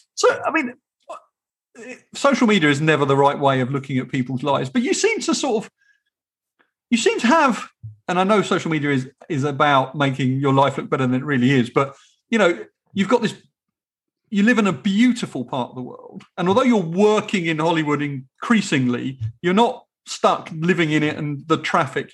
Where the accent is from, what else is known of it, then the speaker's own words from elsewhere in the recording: England, United Kingdom; as an English person